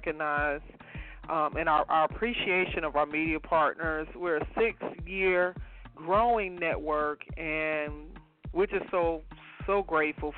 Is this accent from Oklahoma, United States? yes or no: no; Atlanta, Georgia, United States; you know Atlanta people is tacky